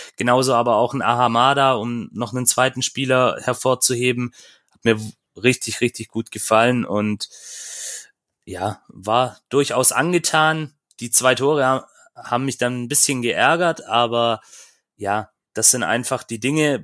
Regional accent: Böblingen, Baden-Württemberg, Germany; ich war in Böblingen, ist ja meine Heimatstadt.

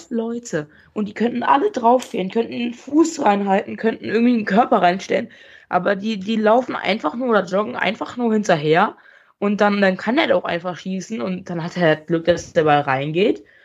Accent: Münster, North Rhine-Westphalia, Germany; also born or lived in Mönchengladbach; Ich bin ja eigentlich in Mönchengladbach geboren und äh, bin dann mit fünf nach Münster gezogen. Hier wohne ich auch immer noch

